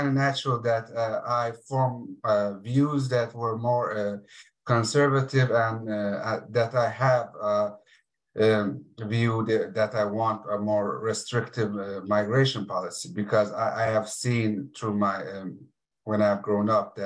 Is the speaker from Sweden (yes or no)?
yes; Sweden; also born or lived in Iran; when I was a child growing up here in Sweden